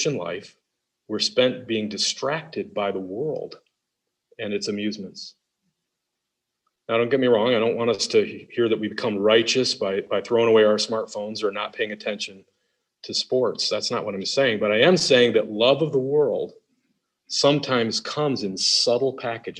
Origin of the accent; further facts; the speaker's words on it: Detroit, Michigan, United States; I'm from Detroit